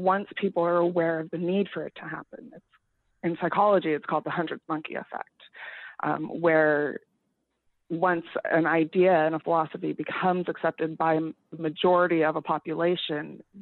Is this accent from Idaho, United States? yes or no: yes; Idaho, United States; growing up in Idaho and going to high school